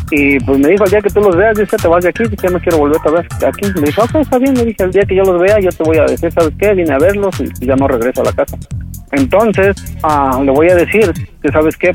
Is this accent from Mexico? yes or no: yes; Toluca, State of Mexico, Mexico; moved away; Nosotros somos de Toluca